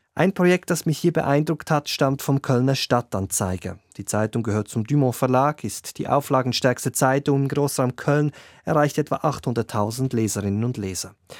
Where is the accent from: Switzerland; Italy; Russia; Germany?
Switzerland; bei uns in der Schweiz